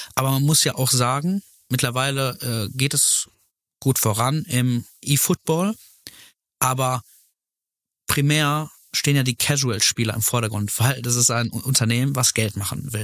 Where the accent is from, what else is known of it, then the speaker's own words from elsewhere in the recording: Velbert, North Rhine-Westphalia, Germany; also born or lived in Essen / Heiligenhaus; Ich bin in Fellbad geboren